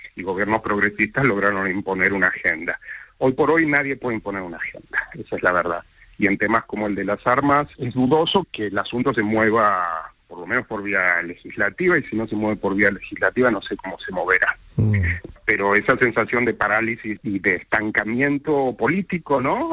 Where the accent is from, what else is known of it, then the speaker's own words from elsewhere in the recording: Rosario, Santa Fe, Argentina; moved away as an adult; now in New York, United States; me siento, por supuesto, rosarino, rosarino de siempre